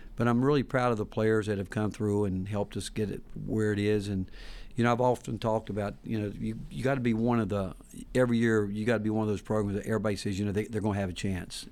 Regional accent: Hickory, North Carolina, United States; moved away as an adult; also born or lived in Texas; now in Knoxville, United States; growing up in Hickory, North Carolina

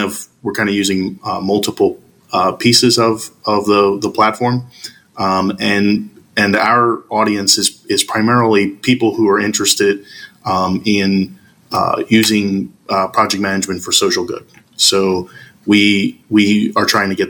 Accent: Philadelphia, Pennsylvania, United States; I am from Philadelphia, PA in the United States.

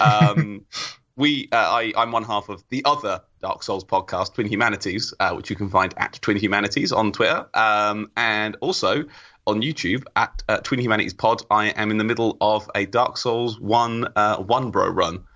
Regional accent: England, United Kingdom; I'm from England

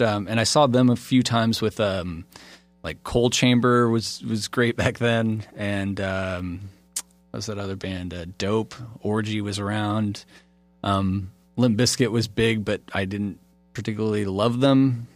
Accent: Pryor, Oklahoma, United States; also born or lived in Illinois / California / Montana; now in Florida, United States; I grew up in Pryor, Oklahoma, and there's just not a lot of musicians there

